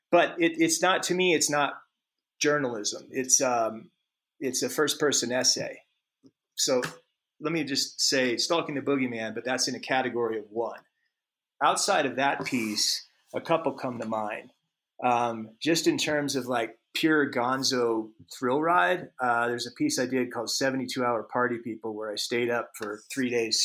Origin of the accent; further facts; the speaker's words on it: Alaska, United States; when I was a kid growing up in Alaska